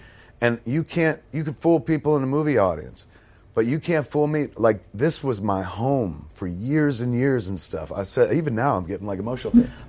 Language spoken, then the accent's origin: English; New Jersey, United States; my entire childhood growing up in New Jersey